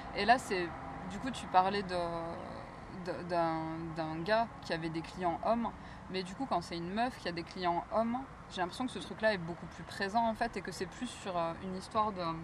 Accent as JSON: {"language": "French", "area": "near Carcassonne", "region": "Occitania", "country": "France", "tie": "born or raised there", "said": "j'ai grandi à côté de Carcassonne"}